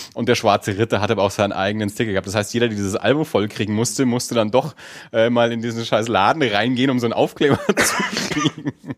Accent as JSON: {"language": "German", "town": "Erlangen", "region": "Bavaria", "country": "Germany", "tie": "born or raised there", "said": "wir sind ja beide aus Erlangen"}